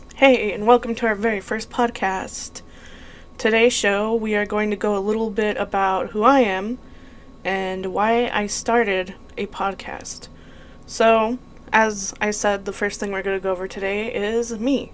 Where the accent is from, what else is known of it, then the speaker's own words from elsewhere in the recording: Las Cruces, New Mexico, United States; now in Arizona, United States; I grew up in Las Cruces, New Mexico